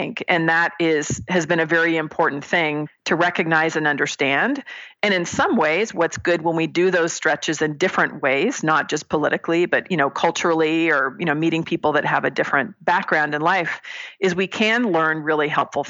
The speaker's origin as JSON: {"language": "English", "area": "Bay Area", "region": "California", "country": "United States", "tie": "born or raised there", "moved": "as an adult", "lives_now": "Mesa, United States", "said": "I was coming from the Bay Area, where I was born and raised, fourth generation Californian"}